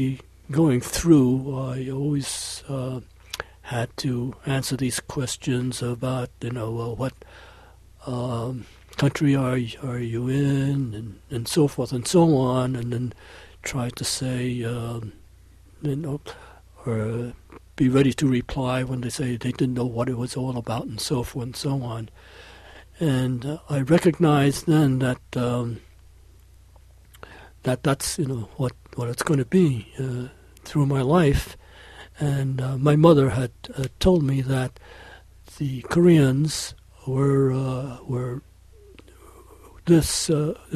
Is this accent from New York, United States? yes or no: yes; New York City, New York, United States; growing up in New York City